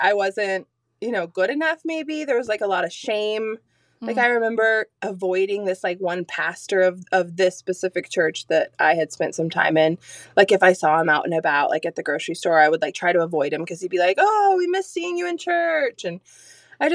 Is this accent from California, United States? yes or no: no; Azalea, Oregon, United States; also born or lived in Alaska; I was born in Grants Pass, taken home to Azalea on Cow Creek, where I still, not the same home, but still live